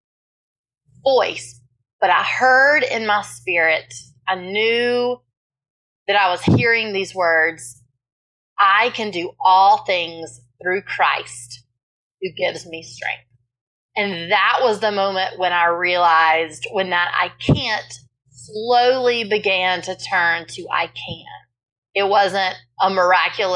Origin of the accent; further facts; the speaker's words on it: South Carolina, United States; I was born and raised in South Carolina